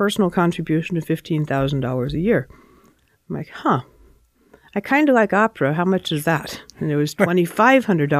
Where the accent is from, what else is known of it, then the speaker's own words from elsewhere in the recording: Lincoln, Nebraska, United States; moved away as an adult; also born or lived in Detroit, Michigan / New Jersey / Kansas City; I grew up in Lincoln, Nebraska